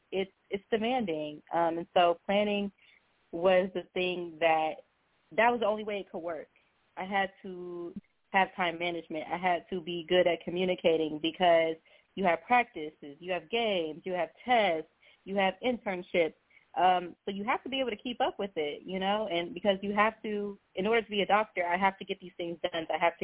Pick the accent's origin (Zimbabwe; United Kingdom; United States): United States; Houston, Texas; also born or lived in Beaumont, Texas / New Mexico; So I was actually born in Beaumont, but then I lived in Houston, like, when I was a kid. And then I moved to New Mexico for, like, 8 years